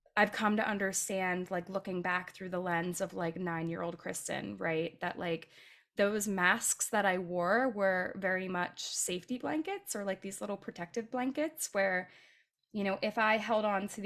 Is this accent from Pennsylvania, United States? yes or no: yes; right outside of Philadelphia, Pennsylvania, United States; I grew up right outside of Philadelphia